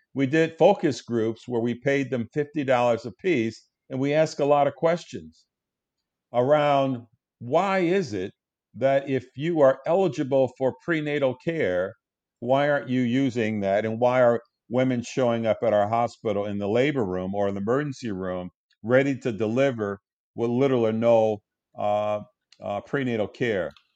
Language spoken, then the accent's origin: English; Detroit, Michigan, United States; Grew up in Detroit, uh, went to the Detroit public school system